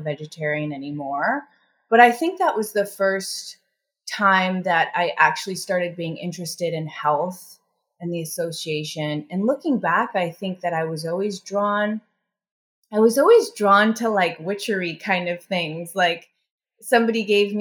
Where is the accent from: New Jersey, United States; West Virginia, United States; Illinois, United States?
Illinois, United States; Chicago; I grew up in Chicago and the Midwest in the 80s